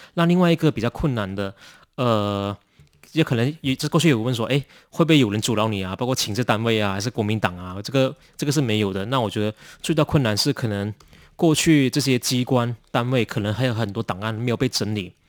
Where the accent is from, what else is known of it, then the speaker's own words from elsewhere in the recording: Ipoh, Perak, Malaysia; now in Taiwan; 我们都是来自马来西亚怡保